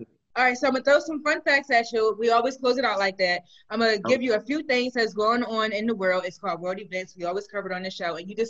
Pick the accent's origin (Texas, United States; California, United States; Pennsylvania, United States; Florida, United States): Pennsylvania, United States; Philadelphia; I'm not from Atlanta. I'm from Philly